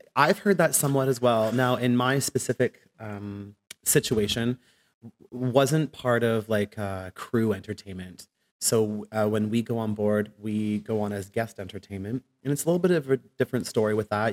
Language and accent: English; Ottawa, Ontario, Canada; moved away as an adult; also born or lived in England; now in Vancouver, Canada; when I went back to Canada, I went to high school in Ottawa